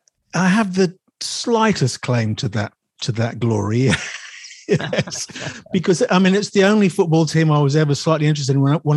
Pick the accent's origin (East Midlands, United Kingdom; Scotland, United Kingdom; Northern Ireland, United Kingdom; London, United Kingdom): East Midlands, United Kingdom; Chesterfield; also born or lived in West Riding; So, but I was born in the West Riding and then moved around the Midlands and so on and so forth, and then ended up in Chesterfield probably aged 9 or 10.